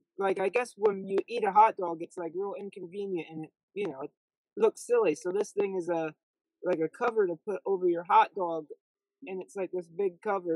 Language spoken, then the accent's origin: English; Williamsport, Pennsylvania, United States; I come from Williamsport, Pennsylvania, home of Little League.